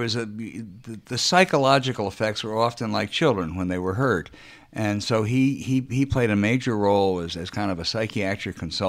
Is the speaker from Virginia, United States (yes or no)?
yes; Charlottesville, Virginia, United States; born or raised there; moved away; also born or lived in Orange, Virginia / Boston / Washington